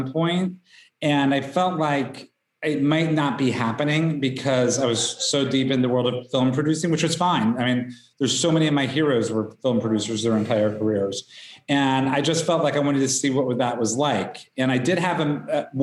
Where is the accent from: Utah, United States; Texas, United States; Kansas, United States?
Kansas, United States; Wichita; I grew up in Wichita, Kansas